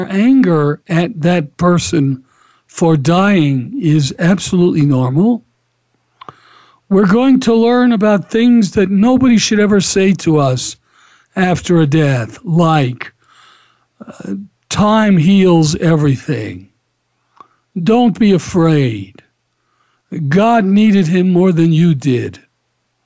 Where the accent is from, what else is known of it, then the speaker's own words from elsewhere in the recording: Atlanta, Georgia, United States; I grew up in Atlanta.